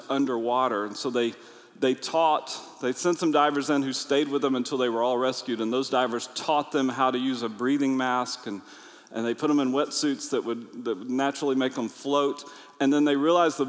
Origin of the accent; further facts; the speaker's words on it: United States; I'm from America